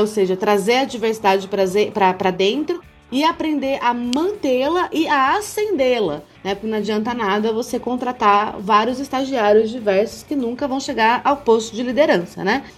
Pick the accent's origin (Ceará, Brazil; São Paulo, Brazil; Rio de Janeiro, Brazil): São Paulo, Brazil; Campinas; moved away as an adult; eu vim do interior de São Paulo, Campinas, uma cidade muito rica, de uma família de classe média alta, que pôde me prover escola particular a vida inteira